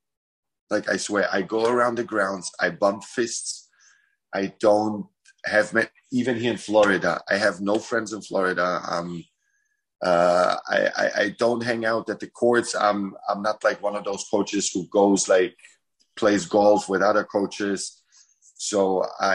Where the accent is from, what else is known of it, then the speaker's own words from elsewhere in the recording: Munich, Bavaria, Germany; moved away; also born or lived in Croatia; I grew up in Munich